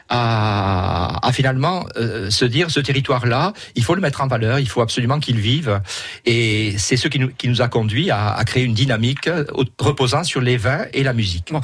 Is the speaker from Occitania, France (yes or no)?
yes; Perpignan, Occitania, France; moved away; also born or lived in Charente-Maritime; je suis perpignanais, mais j'ai vécu en Charente-Maritime, je me suis installé dans l'Aspre